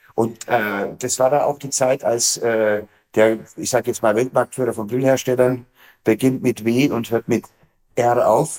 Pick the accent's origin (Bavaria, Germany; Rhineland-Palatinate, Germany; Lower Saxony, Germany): Bavaria, Germany; Bavarian Forest, Germany; bei uns im Bayerischen Wald